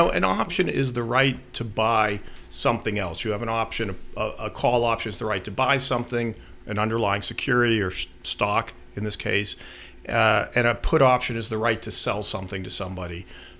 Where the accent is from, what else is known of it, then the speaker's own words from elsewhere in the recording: Belmont, Massachusetts, United States; I did. I grew up in Belmont.